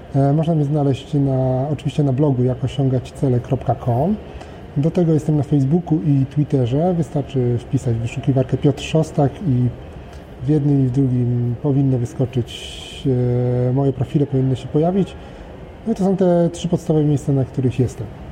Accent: Poland; urodziłem się w, we właściwym kraju, urodziłem się we właściwym czasie

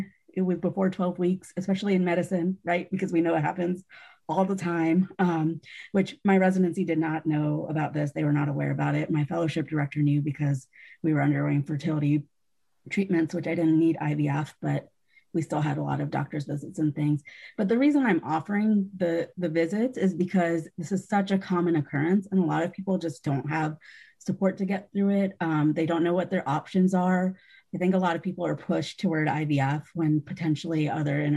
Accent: Georgia, United States; now in South Carolina, United States; growing up in Georgia

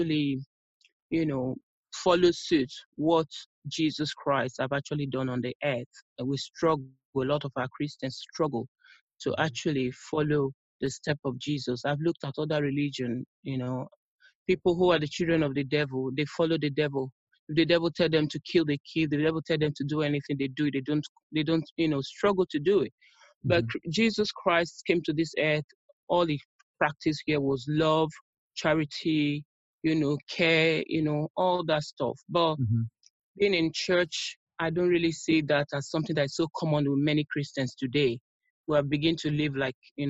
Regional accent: Nigeria; now in London, United Kingdom; I'm originally from Nigeria, but I'm based in the United Kingdom, London to be precise.

